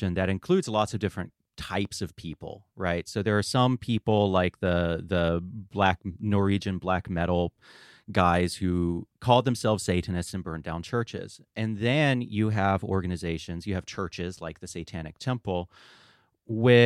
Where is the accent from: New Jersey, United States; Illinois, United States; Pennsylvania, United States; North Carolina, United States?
North Carolina, United States; Asheville; I grew up in Western North Carolina in the Asheville area